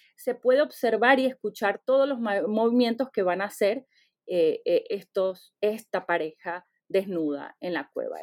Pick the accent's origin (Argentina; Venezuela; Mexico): Venezuela; born or raised there; now in United States